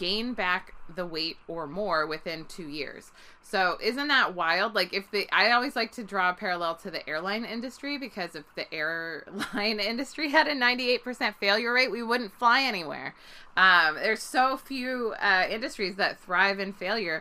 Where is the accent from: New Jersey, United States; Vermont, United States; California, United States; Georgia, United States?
California, United States; Bay Area; I grew up in the Bay Area in California